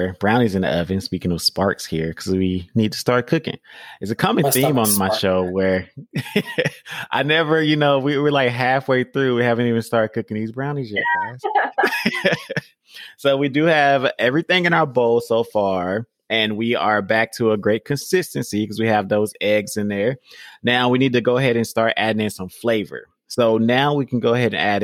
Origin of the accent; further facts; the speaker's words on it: Georgia, United States; I'm from Georgia. So we say pecans